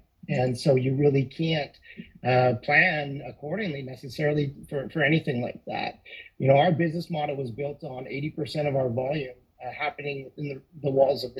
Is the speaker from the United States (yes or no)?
no; Balzac, Alberta, Canada; we grew up in Balzac